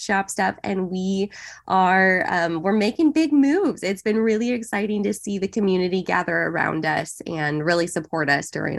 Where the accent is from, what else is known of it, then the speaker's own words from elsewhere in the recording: Central Oregon, United States; So I grew up in Central Oregon. My family's all in the Bend, Oregon area.